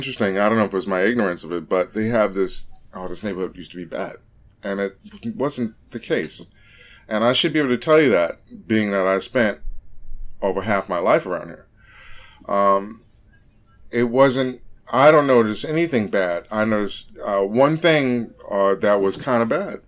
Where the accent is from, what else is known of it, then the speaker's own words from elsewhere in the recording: New York City, New York, United States; moved away as an adult; also born or lived in Brooklyn, New York; when I grew up in Queens and we had houses, everyone knew each other